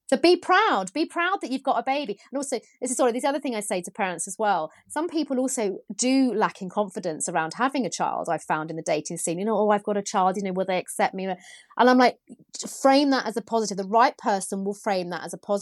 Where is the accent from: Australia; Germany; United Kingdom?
United Kingdom; being British